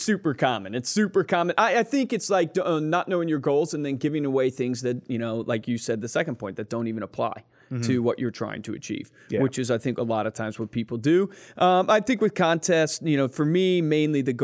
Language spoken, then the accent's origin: English; Fluvanna County, Virginia, United States; I grew up in Fluvanna County, Virginia